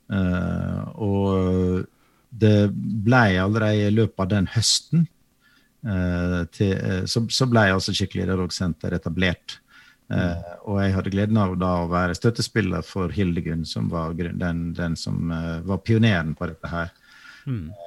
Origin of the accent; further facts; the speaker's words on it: Western Norway, Norway; Jeg er jo vestlending sjøl